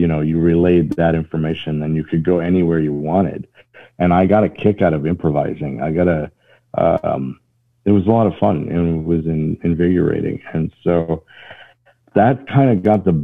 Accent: Northwest Iowa, United States; moved away as an adult; now in Atlanta, United States; I'm originally from Northwest Iowa, but I've been in Georgia for 20 years now.

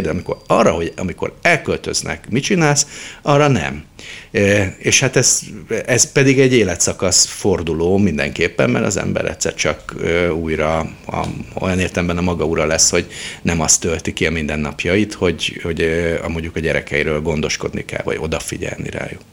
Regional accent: Budapest, Hungary; also born or lived in Szentes; Én egy rendes Terézvárosi környezetben nőttem fel

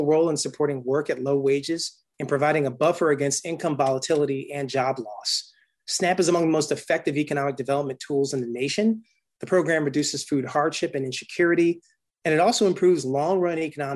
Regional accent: Durham, North Carolina, United States; now in Montgomery County, Maryland, United States; from my own hometown where I grew up in Durham, North Carolina

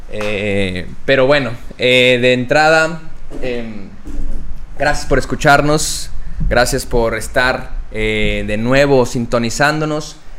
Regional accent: Mexico; como buen mexicano

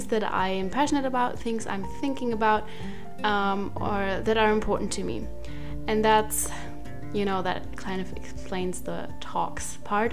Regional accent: Germany; English is a second language; I'm from Germany, so if my English is not perfect, then that's why

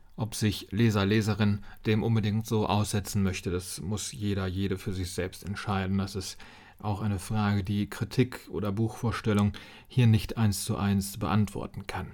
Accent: Kassel, Hesse, Germany; meiner Heimatstadt Kassel

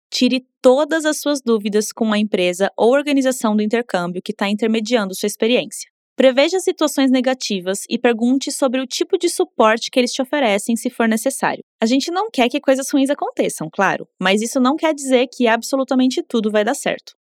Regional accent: Brazil; first language Portuguese; also born or lived in Costa Rica; O português é minha língua materna

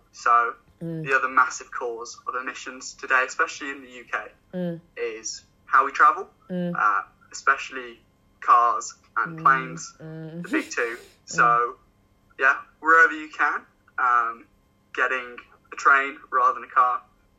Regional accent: China; also born or lived in Hong Kong; So I grew up in China, Hong Kong, so both international.

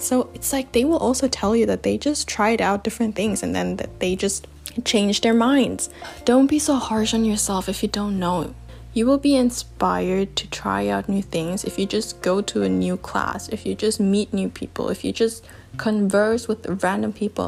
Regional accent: Germany; moved away as an adult; also born or lived in China; my hometown. And yeah, when I moved back to Germany

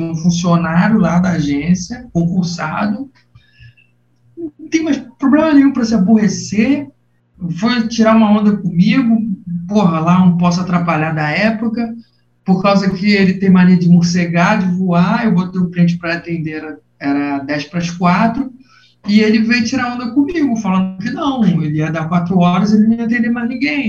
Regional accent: Nilópolis, Rio de Janeiro, Brazil; moved away as an adult; also born or lived in Botafogo, Rio de Janeiro; now in Rio de Janeiro, Brazil; sou de Nilópolis, da cidade de Nilópolis, Baixada Fluminense do Rio de Janeiro

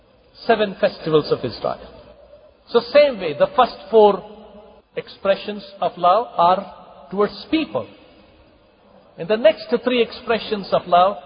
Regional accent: Kalaburagi, Karnataka, India; in my home church, in my hometown, Gulbarga

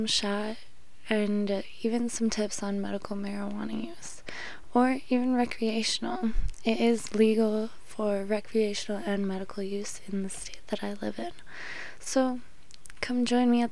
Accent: Chicago area, Illinois, United States; I grew up and still currently live in Chicago

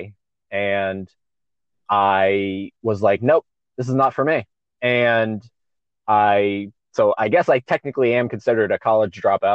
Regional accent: Palm Coast, Florida, United States; also born or lived in St. Augustine, Florida; now in Orlando, United States; I grew up in a town called Palm Coast. It's like an hour and a half from Orlando north

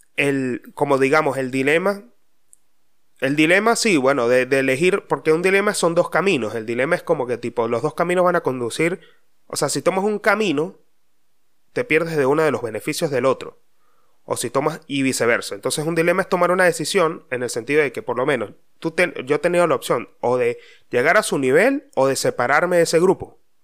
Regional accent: Mérida, Venezuela; hay un dicho muy popular de donde yo vengo, o será de Venezuela, no sé dónde carajo, pero en Mérida decían mucho

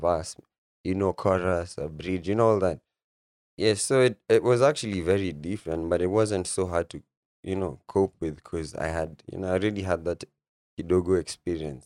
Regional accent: Nairobi, Kenya; also born or lived in Isiolo; I'm from Nairobi, Lang'ata, Nairobi.

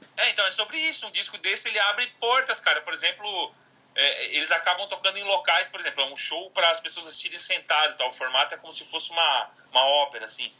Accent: Criciúma, Santa Catarina, Brazil; moved away; Fiz um workshop em Criciúma, na minha cidade natal, lá em Santa Catarina

